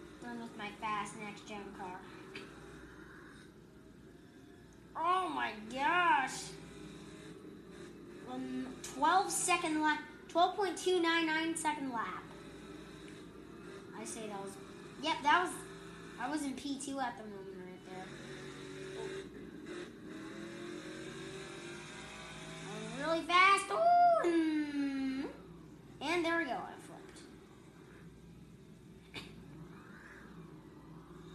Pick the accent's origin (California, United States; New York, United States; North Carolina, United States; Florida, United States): North Carolina, United States; my home state, North Carolina